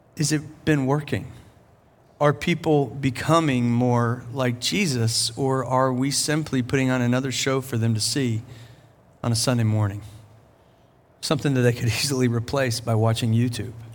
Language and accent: English; Charleston, South Carolina, United States; here in Charleston, my hometown